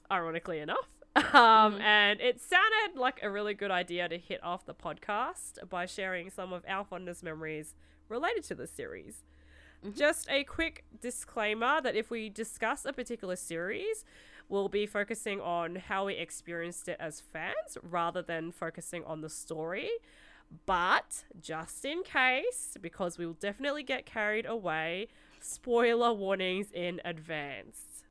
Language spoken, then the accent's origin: English; Melbourne, Victoria, Australia; I'm actually from Melbourne